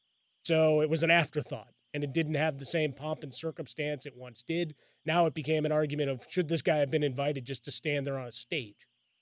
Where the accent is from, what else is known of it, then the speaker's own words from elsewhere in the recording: Chicago, Illinois, United States; I mean, I was a Midwest kid growing up in Chicago, so that meant, about a 3:30 pregame, and then a little later was the kickoff.